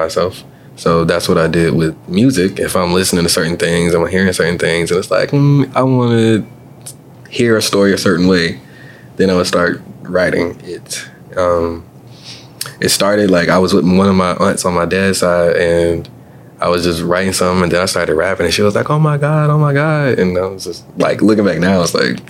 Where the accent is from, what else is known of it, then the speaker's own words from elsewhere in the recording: Columbia, South Carolina, United States; I am a multi-talented artist born and raised partially here in Columbia, South Carolina.